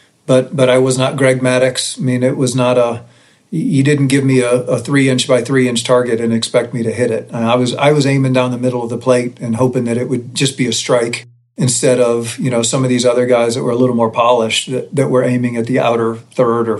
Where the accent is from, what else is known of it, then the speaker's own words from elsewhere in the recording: Berea, Ohio, United States; I was working back in my hometown of Berea, Ohio